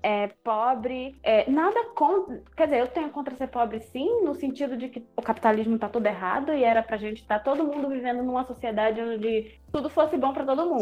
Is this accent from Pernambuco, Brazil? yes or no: yes; Recife, Pernambuco, Brazil